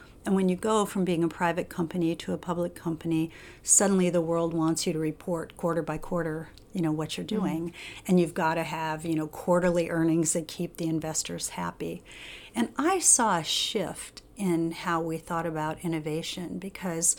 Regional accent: Normal, Illinois, United States; I was born in a really small town in Illinois called Normal

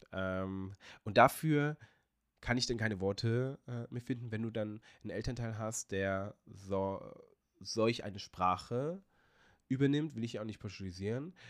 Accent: Hanover, Lower Saxony, Germany; moved away as an adult; now in Portugal; ich bin sehr stolz darauf, Hannoveraner zu sein, weil das ist meine Heimatstadt. Ähm, daher kommt meine Mutter, da bin ich geboren und groß geworden

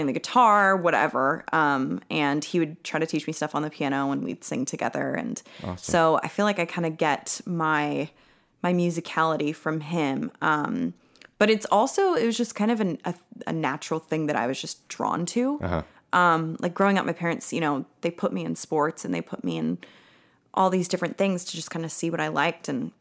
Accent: San Ramon, California, United States; moved away as an adult; also born or lived in San Francisco, California; now in Tennessee, United States; In San Ramon, which is about an hour outside of San Francisco, California

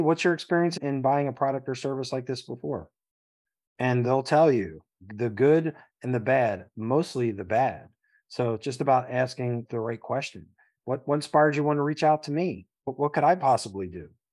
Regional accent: Philadelphia, Pennsylvania, United States; I came from the Philadelphia public school system, barely

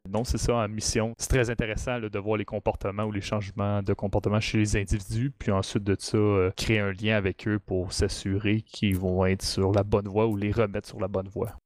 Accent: Mont-Saint-Hilaire, Quebec, Canada; Je viens du Mont-Saint-Hilaire

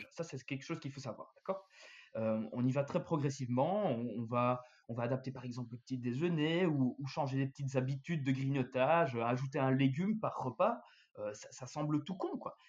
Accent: Belgium; chez nous, en Belgique

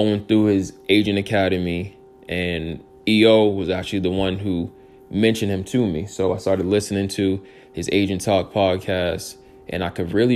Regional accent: Boston suburbs, Massachusetts, United States; I was born in Boston, Brigham Women's Hospital. I think I lived in the city for 2 or 3 days, my mom said. But I lived in the suburbs my whole life

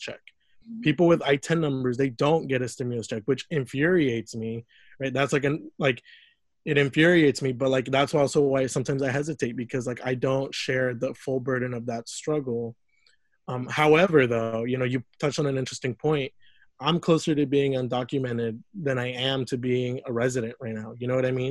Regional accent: Lafayette, Indiana, United States; moved away as an adult; also born or lived in Mexico; now in Indianapolis, United States; I grew up in Lafayette, Indiana

